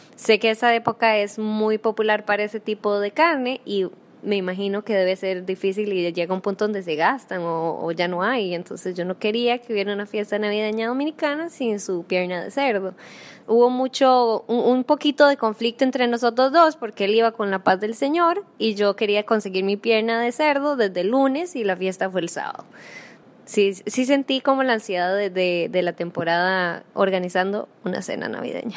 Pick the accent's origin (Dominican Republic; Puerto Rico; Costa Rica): Costa Rica